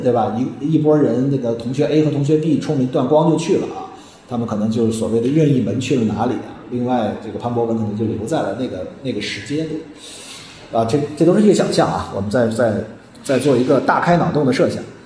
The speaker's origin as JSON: {"language": "Chinese", "country": "China", "said": "我们中国人"}